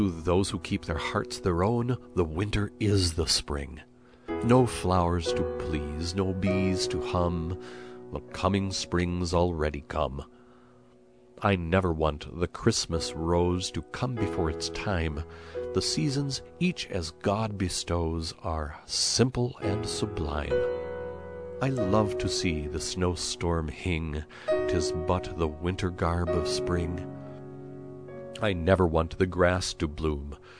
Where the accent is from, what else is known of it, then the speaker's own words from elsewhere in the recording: Minnesota, United States; Having grown up in Minnesota, I learned as a child to dress properly and to get outside and skate and play hockey